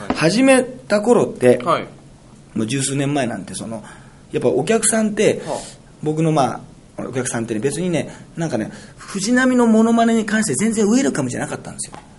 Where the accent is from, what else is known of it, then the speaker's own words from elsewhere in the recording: Toyooka, Hyogo, Japan; 城崎温泉というのは豊岡市ってところにあってね、これ、私のむちゃむちゃ地元なんですよ